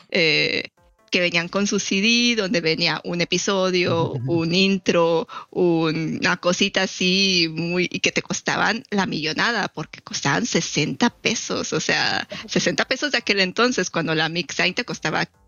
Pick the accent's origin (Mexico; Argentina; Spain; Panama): Mexico; siendo mexicano tienes muy, quieras o no, tienes muy arraigada esta cultura de las telenovelas.